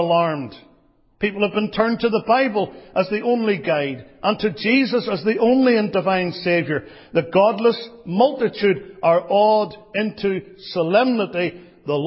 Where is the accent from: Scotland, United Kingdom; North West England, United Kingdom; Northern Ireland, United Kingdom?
Northern Ireland, United Kingdom; I come from Northern Ireland